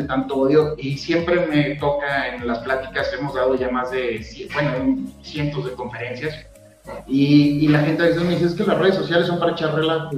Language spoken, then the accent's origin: Spanish; Durango, Mexico; somos duranguenses